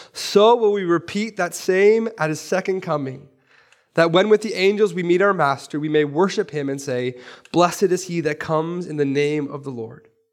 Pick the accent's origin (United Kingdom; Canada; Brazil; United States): Canada; Vancouver, British Columbia; I'm from East Vancouver